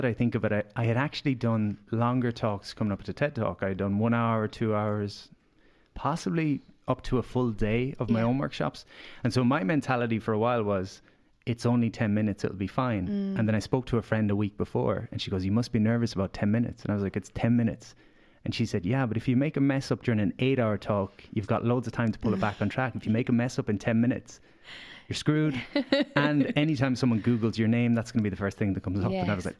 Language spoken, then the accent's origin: English; Galway, Connacht, Ireland; So I came to Dublin from Galway and I had these aspirations.